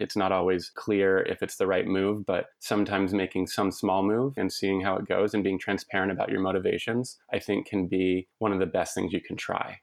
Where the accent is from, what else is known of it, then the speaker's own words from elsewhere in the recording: Lubbock, Texas, United States; now in Portland, United States; I grew up in Lubbock, Texas